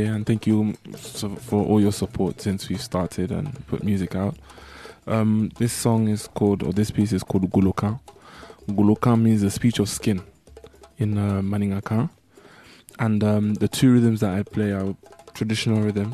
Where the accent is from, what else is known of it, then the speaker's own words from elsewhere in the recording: London, United Kingdom; growing up in Northwest London